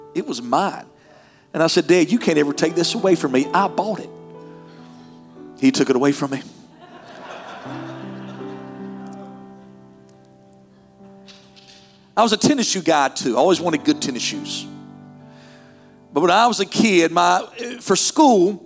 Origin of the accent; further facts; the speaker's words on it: North Carolina, United States; moved away; I'm from North Carolina